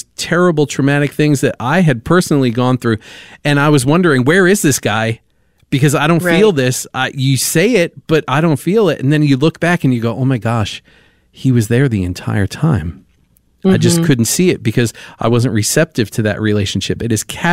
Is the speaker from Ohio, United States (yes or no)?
no; New York, United States; I was raised in New York, and so raised in the Catholic Church.